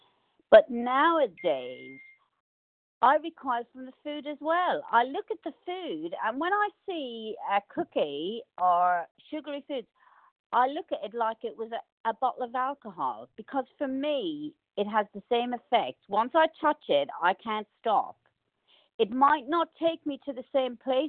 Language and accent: English; Ireland; I grew up in the Catholic faith in Ireland